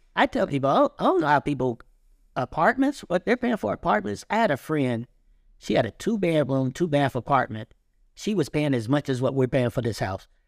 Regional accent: Cincinnati, Ohio, United States; we grew up together in Cincinnati, Kennedy Heights

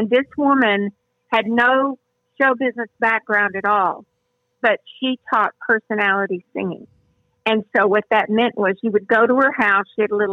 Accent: Houston, Texas, United States; accent: southern; also born or lived in Nashville, Tennessee; I'm a native Houstonian, and I was born about three or four blocks from our house

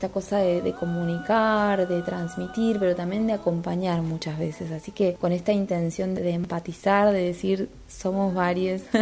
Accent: Tierra del Fuego, Argentina; soy artista fueguina.

